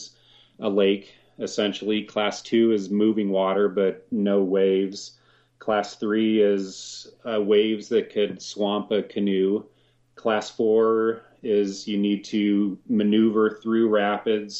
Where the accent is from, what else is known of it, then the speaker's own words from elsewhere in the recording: Colorado, United States; I grew up here in Colorado